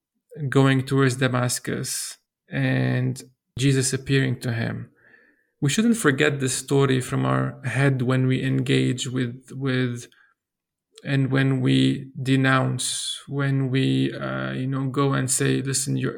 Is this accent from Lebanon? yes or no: yes; Lebanon; as a Lebanese, growing up in Lebanon